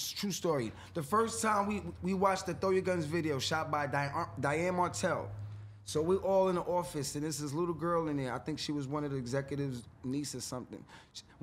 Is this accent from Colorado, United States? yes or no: no; New York City, New York, United States; also born or lived in Brooklyn, New York; Growing up in South Jamaica, Queens, through the whole crack era